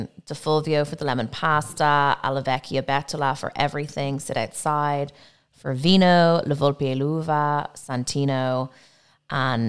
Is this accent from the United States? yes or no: no; Dublin, Leinster, Ireland; I'm Irish, was born and raised in Dublin